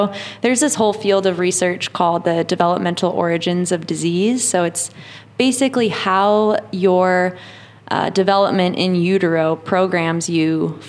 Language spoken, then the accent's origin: English; White Bear Lake, Minnesota, United States; moved away as an adult; now in Portland, United States; I'm from White Bear Lake, Minnesota. Grew up there sailing and snowboarding.